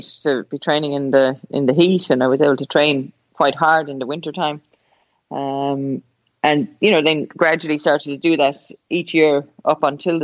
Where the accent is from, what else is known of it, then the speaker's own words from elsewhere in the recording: Ireland; it's my hometown. My parents still live there